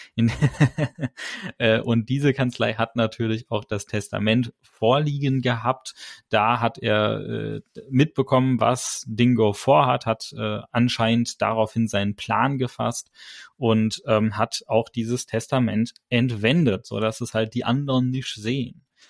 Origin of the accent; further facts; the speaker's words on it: Germany; wir als Deutsche